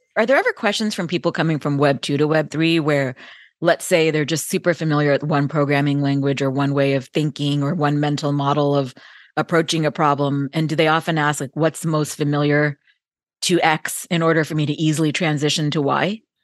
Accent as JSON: {"language": "English", "area": "Bay Area", "region": "California", "country": "United States", "tie": "born or raised there", "said": "I grew up in the Bay Area as a kid, and so the heart of Silicon Valley"}